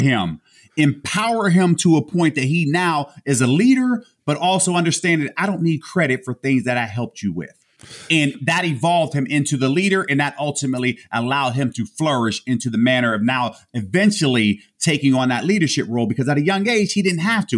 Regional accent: Homestead, Pennsylvania, United States; huge Steeler fan growing up in Homestead.

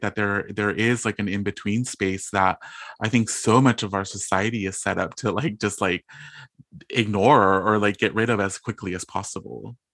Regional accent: Bloomington, California, United States; also born or lived in East Los Angeles; I come from a really small town called Bloomington in Southern California. So I was born in East L A, and then my parents and my family and I, we all moved to a small town

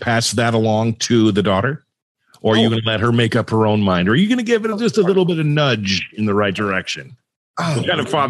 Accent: Southern California, United States; I always wanted to go to SC because I grew up in SoCal and was just a stone's throw.

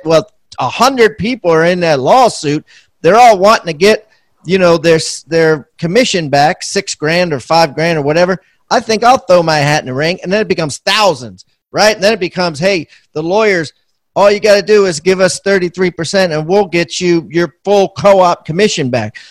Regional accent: Maryland, United States; I'm from Maryland

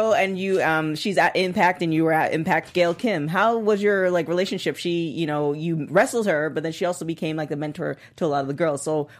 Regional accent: Canada; I'm a Canadian

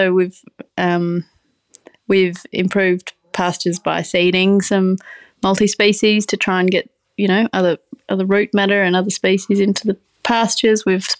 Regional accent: Brisbane, Queensland, Australia; So I myself was, I'm from the city, I'm from Brisbane, and I was working in the music industry for a long while

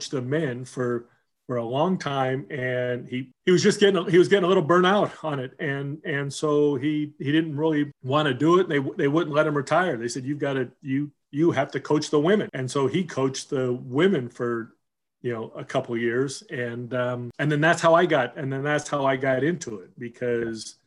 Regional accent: Southern California, United States; also born or lived in Seattle, Washington; we moved from Seattle to Southern California

